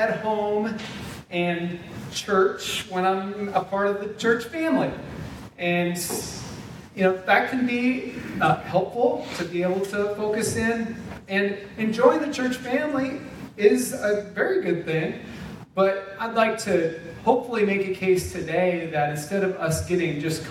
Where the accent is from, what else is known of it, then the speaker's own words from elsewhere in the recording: South Dakota, United States; moved away; also born or lived in Minnesota / Indiana; we had local church families where we grew up in South Dakota, where I got saved and was baptized